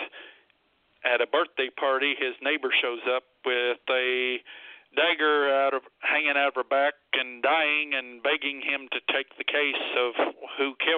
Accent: Cassville, Missouri, United States; my hometown of Cassville

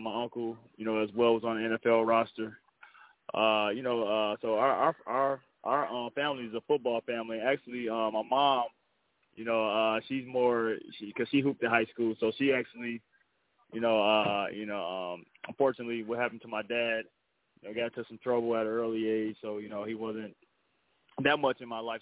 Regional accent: Flint, Michigan, United States; born or raised there

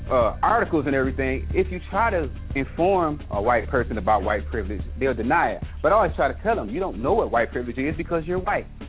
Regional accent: Michigan, United States; moved away; also born or lived in the South; being a dude that's from the South, and well, I'm originally from Michigan, which is already known as a racist state, and then moving down south afterwards

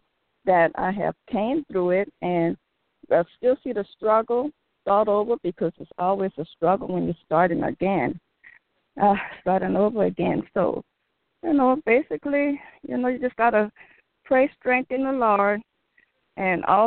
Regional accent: New Orleans, Louisiana, United States; I was from New Orleans

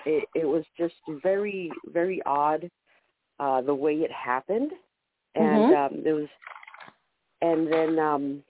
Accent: California, United States; from California

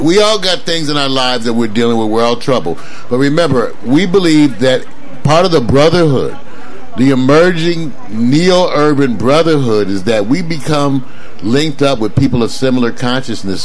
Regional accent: Los Angeles, California, United States; I grew up in Los Angeles.

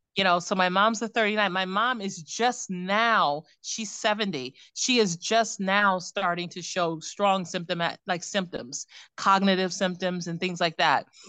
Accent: Cleveland, Ohio, United States; moved away; also born or lived in New York; I am from Ohio, born and raised in Cleveland

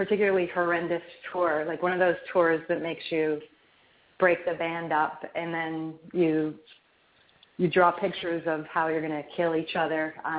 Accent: near Niagara Falls Boulevard, New York, United States; I grew up near Niagara Falls Boulevard

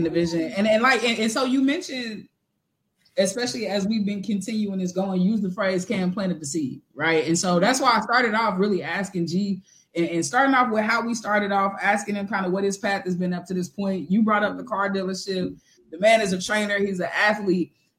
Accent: Missouri, United States; also born or lived in Kansas; now in Southern California, United States; I grew up in Missouri

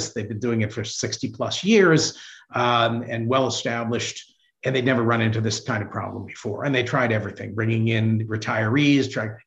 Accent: Hartford, Connecticut, United States; I grew up in Hartford, Connecticut

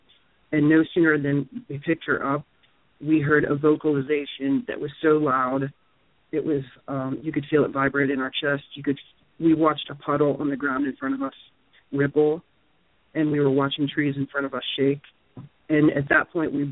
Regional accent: Pennsylvania, United States; I'm from Pennsylvania

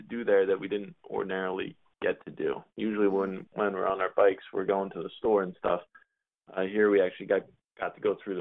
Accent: New Jersey, United States; I grew up in New Jersey

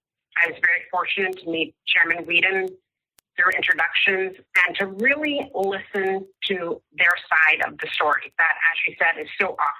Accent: North Carolina, United States; I'm Native American. I'm from the Halawas Pawnee tribe in North Carolina.

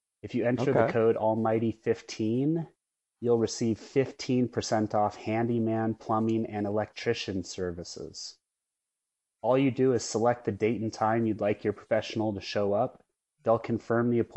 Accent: Phoenix, Arizona, United States; now in Los Angeles, United States; We're both from Phoenix. I live in Los Angeles

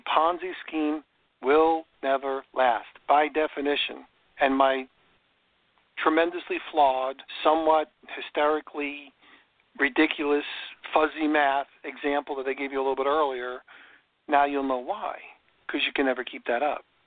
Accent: New York, United States; now in Florida, United States; I grew up in New York, and there was robins in New York

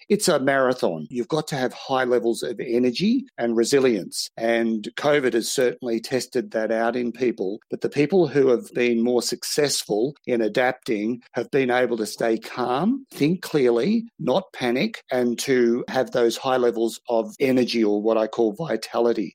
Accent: Australia; from Australia

